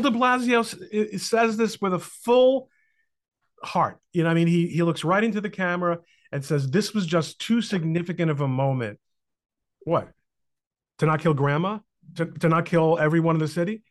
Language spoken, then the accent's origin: English; Brooklyn, New Jersey, United States; now in New Jersey, United States; I lived in Brooklyn till I was nine years old